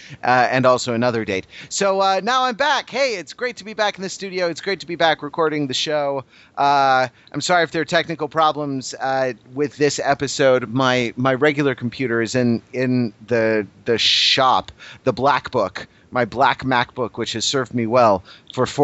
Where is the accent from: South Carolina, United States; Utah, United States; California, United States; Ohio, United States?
California, United States; Los Angeles; my hometown and current town of Los Angeles, California